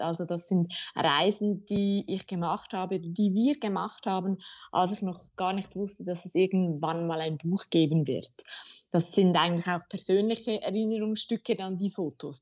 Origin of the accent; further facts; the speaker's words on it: Zurich, Switzerland; Ich bin in Zürich geboren und aufgewachsen und ähm, ich lebe auch heute noch hier